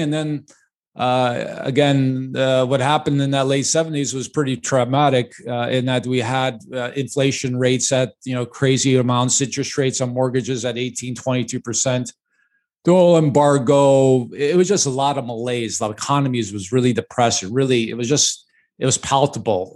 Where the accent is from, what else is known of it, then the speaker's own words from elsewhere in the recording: Chicago, Illinois, United States; I was born and raised in Chicago